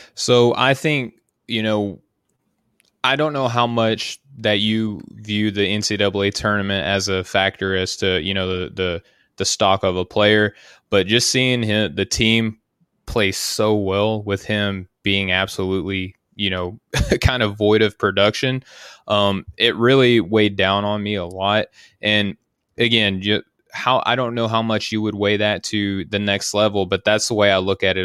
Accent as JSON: {"language": "English", "region": "Arkansas", "country": "United States", "said": "That's where I'm from. That's my my home state of Arkansas"}